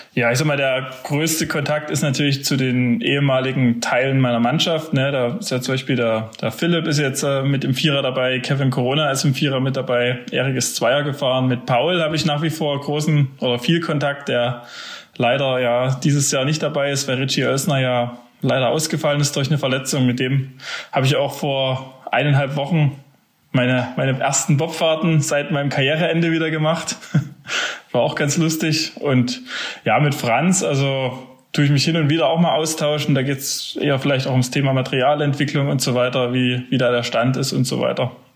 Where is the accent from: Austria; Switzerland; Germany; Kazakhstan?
Germany; Zinnwald, Saxony; Ich bin ja in Zinnwald groß geworden